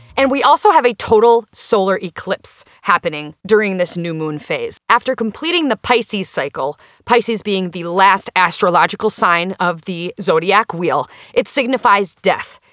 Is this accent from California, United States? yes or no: no; Minnesota, United States; As a Minnesotan